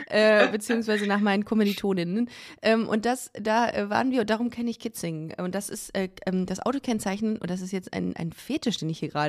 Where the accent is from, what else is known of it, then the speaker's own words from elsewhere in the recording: Düsseldorf, North Rhine-Westphalia, Germany; ich komme aus Düsseldorf.